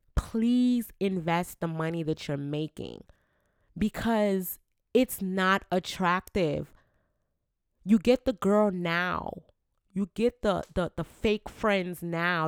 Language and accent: English; Jamaica; I'm Jamaican